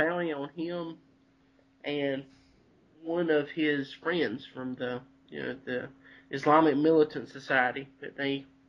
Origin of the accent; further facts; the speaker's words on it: Abbeville County, South Carolina, United States; This is from my home county of Abbeville County.